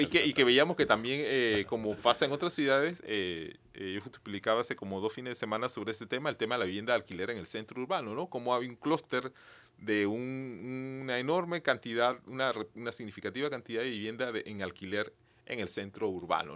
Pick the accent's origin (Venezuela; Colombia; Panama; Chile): Panama; Penonomé, Coclé; Yo soy de Peronomé, también